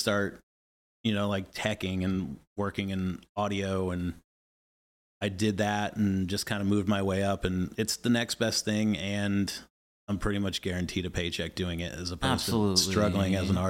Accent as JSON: {"language": "English", "town": "Atlanta", "region": "Georgia", "country": "United States", "tie": "born or raised there", "moved": "as an adult", "lives_now": "Kansas City, United States", "said": "So I grew up in Atlanta. Yeah, I lived there since I was 5, from 92 to 2015, and then I moved here to Kansas City."}